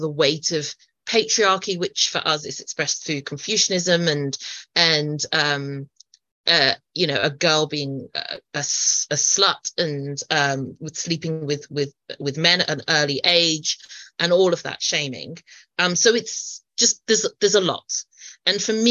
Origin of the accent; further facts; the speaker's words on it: United Kingdom; I'm British Chinese